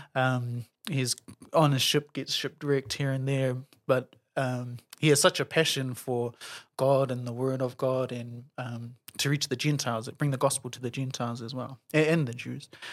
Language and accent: English; Auckland, New Zealand; born and raised in Auckland, grew up in Morningside